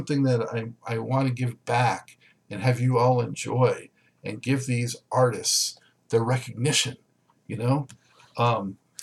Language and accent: English; Southern California, United States; I'm from Southern California